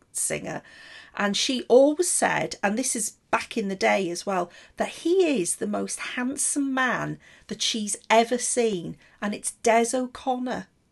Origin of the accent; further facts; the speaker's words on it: Welsh, Wales, United Kingdom; I'm Welsh as well